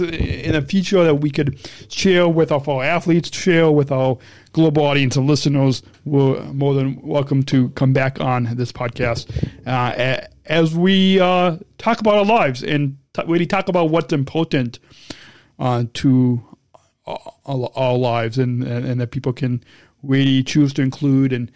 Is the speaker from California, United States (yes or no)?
no; Illinois, United States; Illinois, in my home state